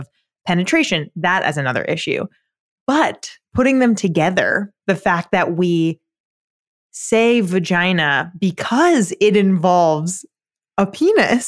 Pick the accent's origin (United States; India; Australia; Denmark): United States; Long Island, New York; I'm from Long Island